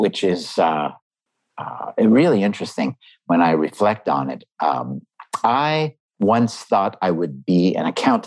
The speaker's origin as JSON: {"language": "English", "town": "Montreal", "region": "Quebec", "country": "Canada", "tie": "born or raised there", "said": "I grew up in Canada, in Montreal"}